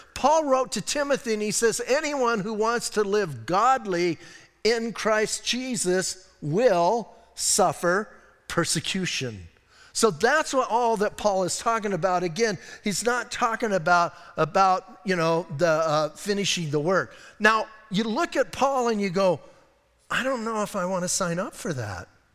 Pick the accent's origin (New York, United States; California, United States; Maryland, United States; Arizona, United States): Arizona, United States; Bisbee; I'm from Bisbee, I can be weird